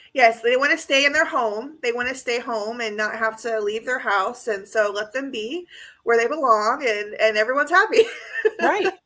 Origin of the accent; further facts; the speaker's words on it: California, United States; That's my home state